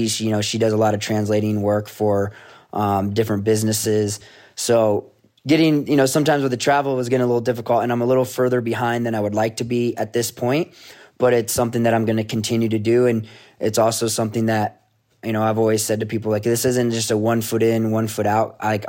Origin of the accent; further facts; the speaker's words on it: Rome, New York, United States; my dad's first generation and growing up in Rome, New York, everyone there is pretty much Italian. So it was a big part of my upbringing.